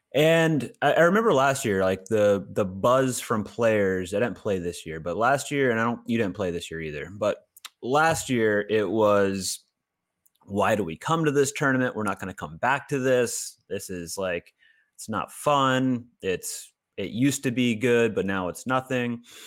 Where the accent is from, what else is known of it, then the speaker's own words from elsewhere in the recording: Augusta, Georgia, United States; I was born in Augusta